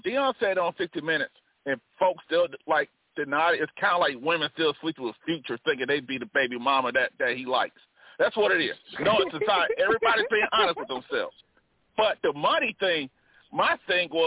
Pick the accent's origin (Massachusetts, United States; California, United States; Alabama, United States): Alabama, United States; Montgomery; moved away; my hometown of Montgomery, Alabama